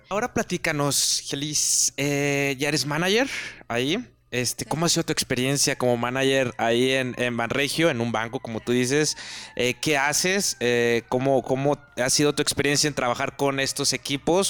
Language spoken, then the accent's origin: Spanish; Monterrey, Nuevo León, Mexico; moved away; yo también soy de Monterrey